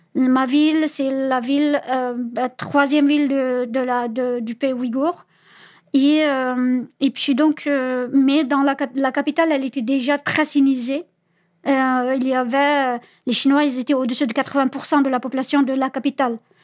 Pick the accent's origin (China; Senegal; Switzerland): China; Uyghur region, Xinjiang; French is a second language; moved away as an adult; now in France; pour ma ville natale, je devais passer par la capitale